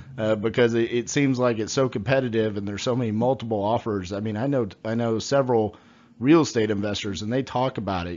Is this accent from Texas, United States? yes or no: yes; Fort Worth, Texas, United States; I'm from Fort Worth, Texas